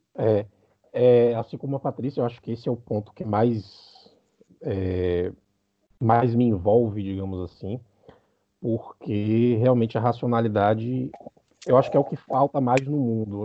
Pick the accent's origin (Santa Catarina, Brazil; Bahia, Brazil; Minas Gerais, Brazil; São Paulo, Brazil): Bahia, Brazil; now in Uruguay; eu sou da Bahia, mas estou morando agora no Uruguai